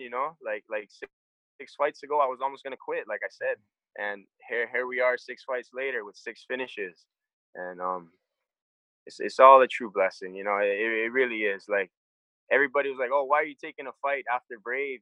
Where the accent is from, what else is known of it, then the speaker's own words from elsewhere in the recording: Hawaii, United States; I'm from Hawaii